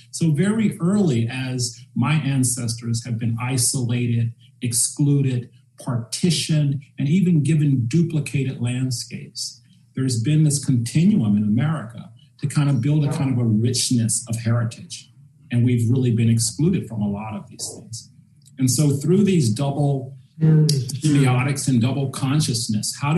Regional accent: Charlotte, North Carolina, United States; And it made me dwell back on my childhood growing up in Charlotte. And I remember in high school that they put in a Pomodoro downtown.

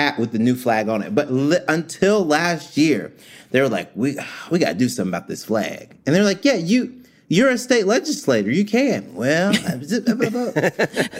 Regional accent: Mississippi, United States; moved away; I am from Mississippi originally

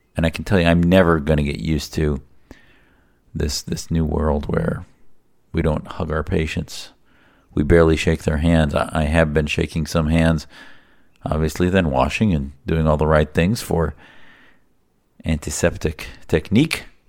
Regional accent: United States; as an American, as an activist

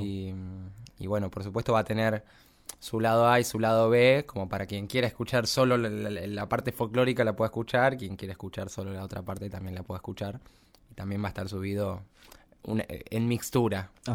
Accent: Los Polvorines, Buenos Aires Province, Argentina; also born or lived in San Miguel; nací en San Miguel, pero me crié en Los Polvorines, al noroeste de la ciudad

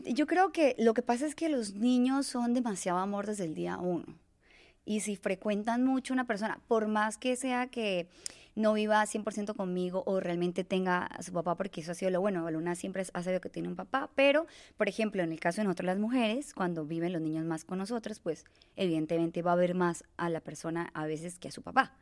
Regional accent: Bucaramanga, Santander, Colombia; moved away as an adult; now in Mexico; yo soy de Colombia, de una ciudad muy bella que se llama Bucaramanga, en el que adquirí mi gusto eh, por el ecoturismo

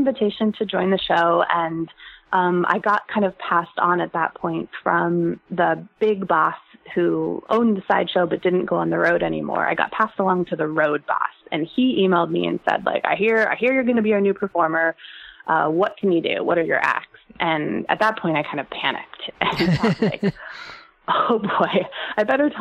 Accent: San Francisco Bay Area, California, United States; I'm from the San Francisco Bay Area

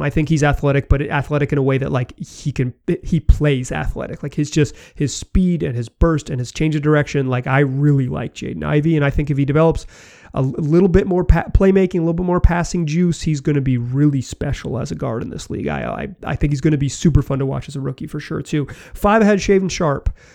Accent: Chapel Hill, North Carolina, United States; I was born and raised in Chapel Hill, North Carolina

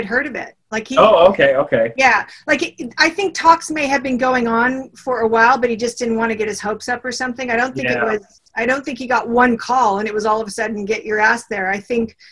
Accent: Texas, United States; I was from Texas

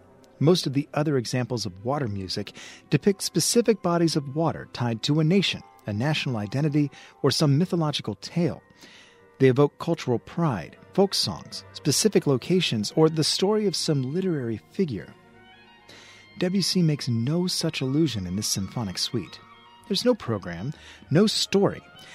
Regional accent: the American South, United States; Perhaps it was because I grew up in the American South

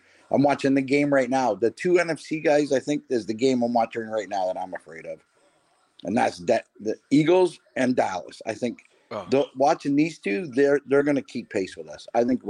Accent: Ontario, Canada; I'm from Ontario, Canada

